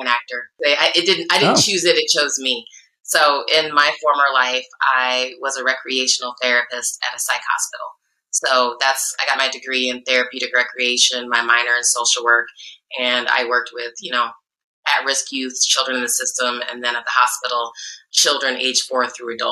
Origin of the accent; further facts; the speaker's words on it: Iowa, United States; also born or lived in Chicago; now in California, United States; I was in Chicago at the time, and I'm from Iowa originally. So I'm a little Midwestern girl